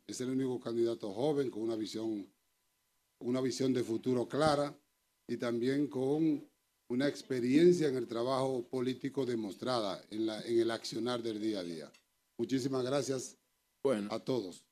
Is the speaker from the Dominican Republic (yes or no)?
yes; San Juan de la Maguana, San Juan, Dominican Republic; now in Madrid, Spain; Soy de San Juan de la Maguana y aquí en España estoy desde